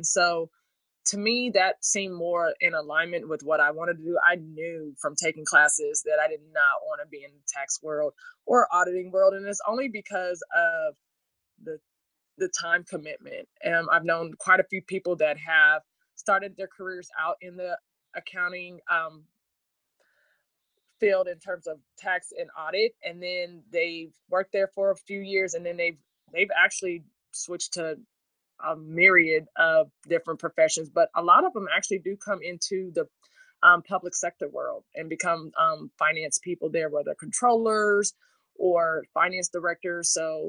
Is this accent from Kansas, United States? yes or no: yes; Junction City, Kansas, United States; I have a really good friend that works for Phillips 66, and we are both from Junction City, had the same teacher, took the same path in accounting